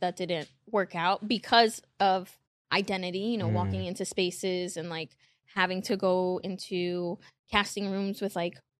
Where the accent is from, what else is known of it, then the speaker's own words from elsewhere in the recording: Queens, New York, United States; Yeah, I mean, like you said, I'm from Queens.